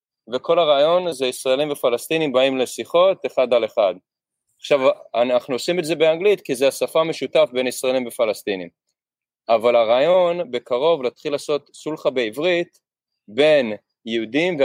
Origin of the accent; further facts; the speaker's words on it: United States; also born or lived in Israel; I grew up in America, but I'm Israeli.